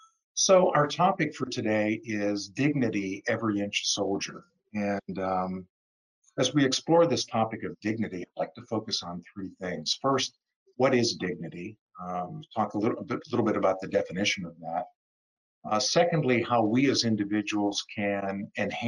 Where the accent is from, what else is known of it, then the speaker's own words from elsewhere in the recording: Pittsburgh, Pennsylvania, United States; moved away as an adult; also born or lived in Orlando; now in Lakewood Ranch, United States; I'm originally from Pittsburgh